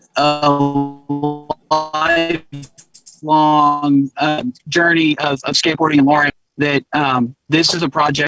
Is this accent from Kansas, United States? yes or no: yes; Lawrence, Kansas, United States; now in San Francisco Bay Area, United States; I grew up in Lawrence, Kansas